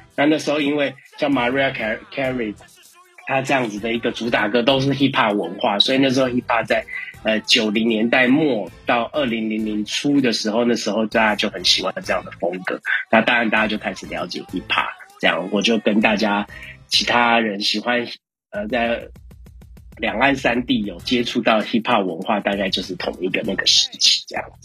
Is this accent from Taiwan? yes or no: yes; Taiwan; 我是来自宝岛台湾饶舌歌手